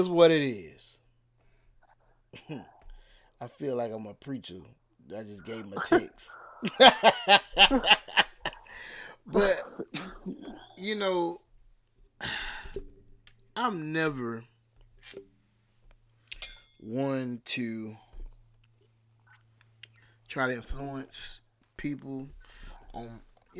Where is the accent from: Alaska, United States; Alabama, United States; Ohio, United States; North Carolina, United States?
Alabama, United States; I'm from Alabama